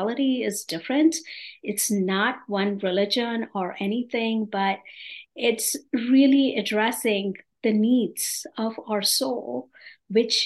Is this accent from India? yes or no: yes; India; moved away as an adult; also born or lived in New York, United States / North Carolina, United States; now in Atlanta, United States; I am originally from India, born and brought up in a typical Indian family. I came to this country over 35 years ago